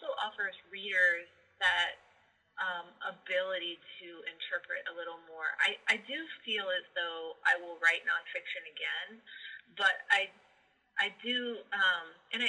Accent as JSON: {"language": "English", "town": "Columbus", "region": "Ohio", "country": "United States", "tie": "born or raised there", "moved": "as an adult", "said": "I was just back to Columbus, Ohio. I just moved back to my hometown"}